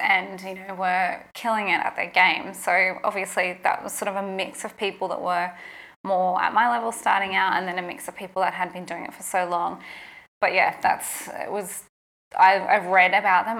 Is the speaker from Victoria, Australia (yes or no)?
no; Toowoomba, Queensland, Australia; moved away as an adult; also born or lived in Brisbane; I'd moved from Toowoomba to Brisbane. This is in Queensland, my hometown.